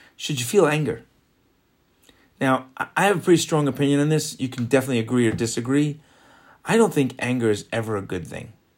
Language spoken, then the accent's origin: English; New York, United States; also born or lived in Florida; now in Israel; growing up in New York